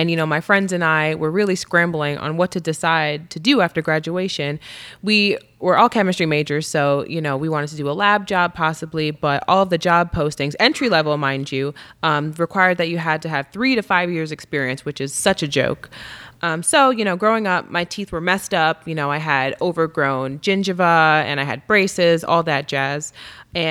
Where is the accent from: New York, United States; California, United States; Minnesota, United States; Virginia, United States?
New York, United States; Amityville; I am from Amityville, New York. It's a small town on Long Island